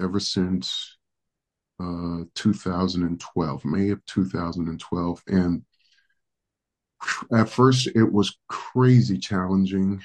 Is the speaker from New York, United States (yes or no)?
yes; New York City, New York, United States; first language Spanish; English is a second language; moved away as an adult; also born or lived in Dominican Republic / California / Hawaii / Phoenix, Arizona; now in Moreno Valley, United States; I'm actually originally from the Dominican Republic. So My first language is Spanish. I actually pastor predominantly Spanish church. I was raised in New York City